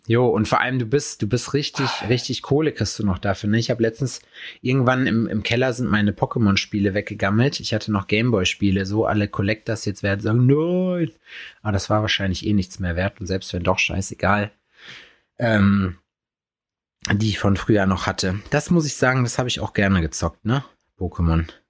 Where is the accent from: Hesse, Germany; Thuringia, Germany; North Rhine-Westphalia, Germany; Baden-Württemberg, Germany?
Thuringia, Germany; Jena; bei uns in Jena